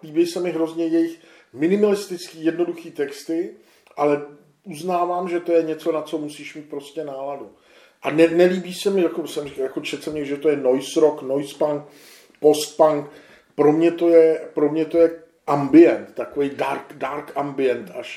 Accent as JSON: {"language": "Czech", "country": "Czechia", "said": "my jsme Češi"}